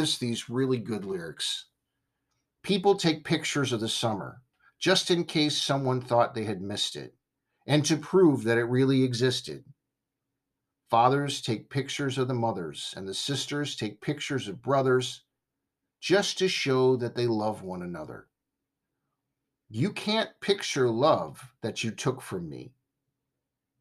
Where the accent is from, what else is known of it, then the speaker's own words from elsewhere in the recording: Simi Valley, California, United States; I grew up in Simi Valley, California